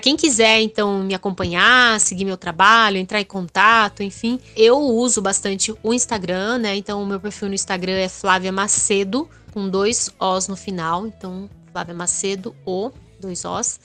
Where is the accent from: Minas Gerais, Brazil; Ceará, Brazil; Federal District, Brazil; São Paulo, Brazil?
São Paulo, Brazil; Sorocaba; nasci em Sorocaba, que é uma cidade muito mais industrial e é uma cidade já aí com quase um milhão de habitantes